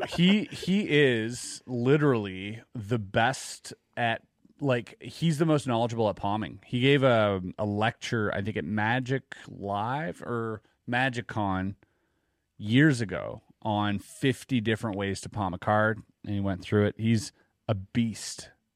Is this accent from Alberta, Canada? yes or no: no; Quebec, Canada; growing up in Quebec